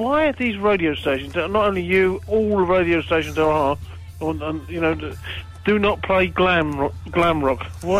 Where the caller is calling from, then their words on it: Elgin, Scotland, United Kingdom; I'm ringing from Elgin.